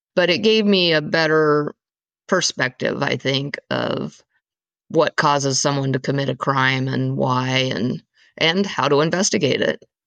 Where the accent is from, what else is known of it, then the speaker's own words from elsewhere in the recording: eastern Washington State, United States; also born or lived in East Coast, United States; I was born on the East Coast and there until I was around five years old, and then my family moved to the West Coast area-ish. I mean, we're really on the eastern side of Washington State